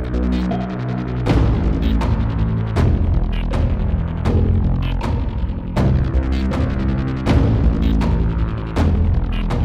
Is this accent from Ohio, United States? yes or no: yes; Dayton, Ohio, United States; I grew up in Dayton